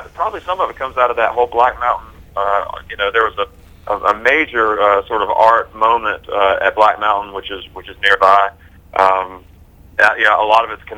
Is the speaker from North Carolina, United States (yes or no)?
yes; Concord, North Carolina, United States; We grew up in Concord, North Carolina, which is a very very blue-collar place